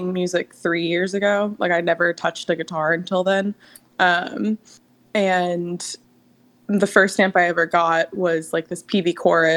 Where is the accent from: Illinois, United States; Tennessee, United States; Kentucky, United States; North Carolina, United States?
North Carolina, United States; Durham; moved away; I grew up there. I was born and raised in Durham, North Carolina.